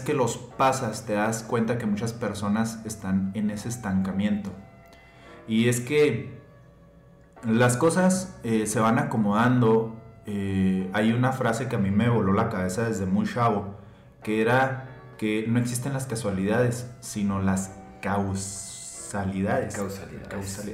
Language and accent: Spanish; Hidalgo del Parral, Chihuahua, Mexico; accent: checheo; somos de Chihuahua y así hablamos los de Chihuahua